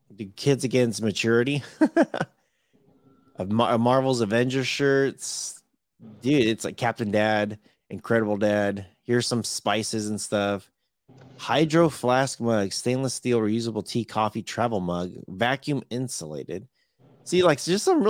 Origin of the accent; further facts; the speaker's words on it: California, United States; I am from Cali.